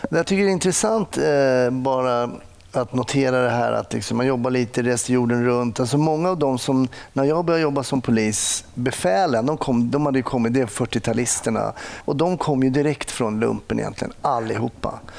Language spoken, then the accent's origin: Swedish; Stockholm, Stockholm County, Sweden; Jag är uppvuxen eh, söder om eh, Stockholm, i Långbro, Älvsjö.